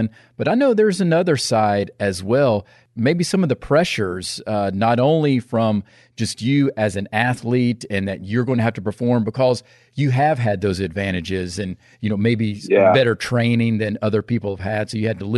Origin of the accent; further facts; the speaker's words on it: the South, United States; also born or lived in San Diego; growing up in the South